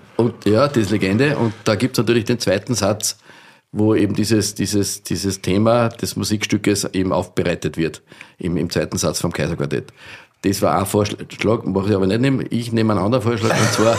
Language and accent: German; Austria; bei uns in Österreich